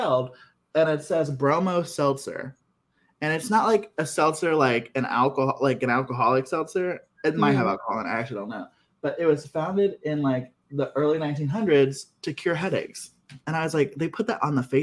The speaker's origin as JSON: {"language": "English", "region": "Ohio", "country": "United States", "said": "I'm from Ohio"}